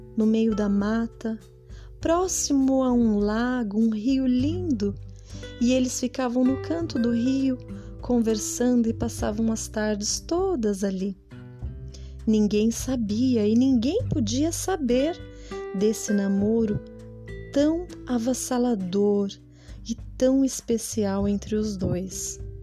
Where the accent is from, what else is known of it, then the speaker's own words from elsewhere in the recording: Brazil; nós somos brasileiros